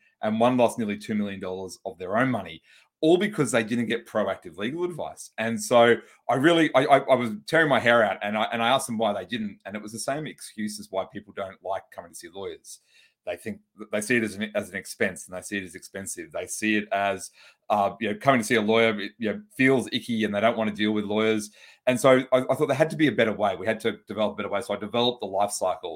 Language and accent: English; Brisbane, Queensland, Australia; I'm from Australia. I'm from a city called Brisbane